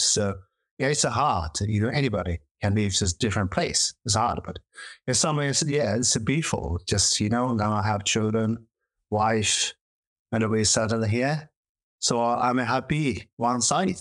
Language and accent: English; Tibet, China; English is a second language; moved away as an adult; also born or lived in India; now in Oxford, United Kingdom; I'm from Tibet. So I grew up like a very rural place and uh, some nomad uh, family